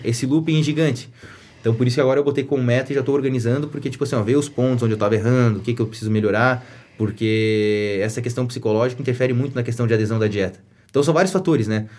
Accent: Atalanta, Santa Catarina, Brazil; eu nasci e cresci em Atalanta

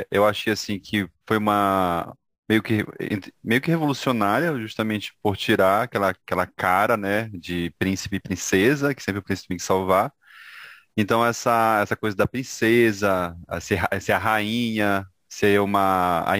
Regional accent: Brazil; ali que aparece que a gente como brasileiro se identifica.

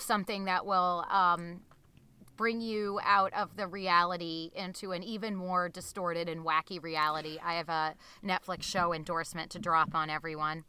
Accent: Newton, Massachusetts, United States; I grew up in a suburb of Boston. I grew up in Newton, Massachusetts.

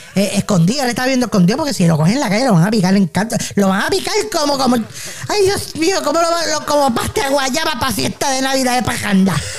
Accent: Ponce, Puerto Rico; yo soy de Ponce también

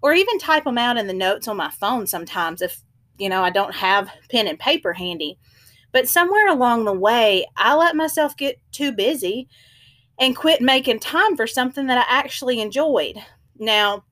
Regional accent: the South, United States; moved away as an adult; now in Kansas, United States; growing up in the South, throw some humidity in there, it's even hotter

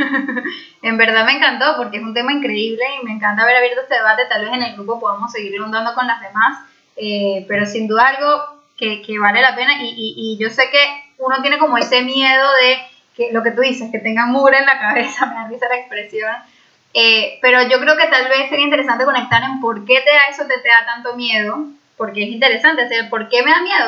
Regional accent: Venezuela; moved away; soy de Venezuela

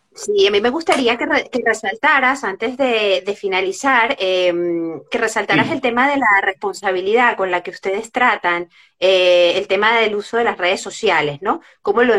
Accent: Venezuela; moved away; somos venezolanos

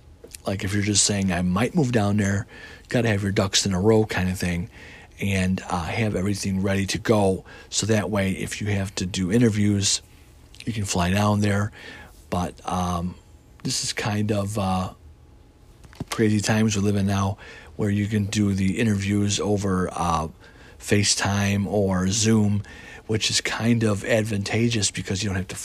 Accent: Chicago, Illinois, United States; now in Mississippi, United States; As a lot of you guys know, I came from the Midwest, from Chicago down here to Mississippi on the Gulf Coast.

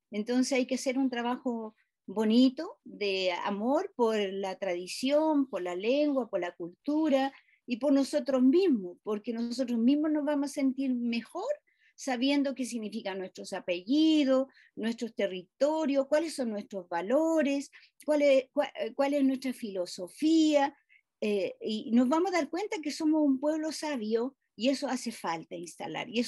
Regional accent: Chile; yo creo que nos merecemos como sociedad chilena mm. eh, hacer una reflexión más profunda de más allá de Pinochet

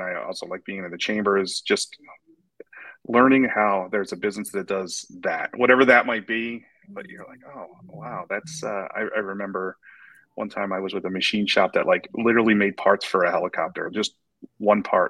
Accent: North Cape May, New Jersey, United States; moved away as an adult; also born or lived in Finger Lakes, New York; now in Pottstown area, Pennsylvania, United States; I originally grew up in, I'm from North Cape May, New Jersey

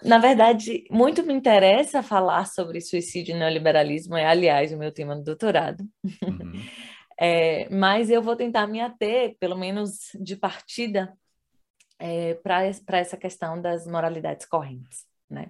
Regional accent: Salvador, Bahia, Brazil; moved away as an adult; now in Brasília, Brazil; como baiana, acho que essa é a primeira identidade que me define aí. Eu sou de Salvador

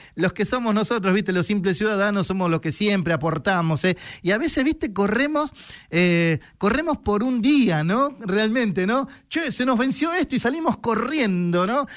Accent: San Isidro, Buenos Aires Province, Argentina; somos de San Isidro

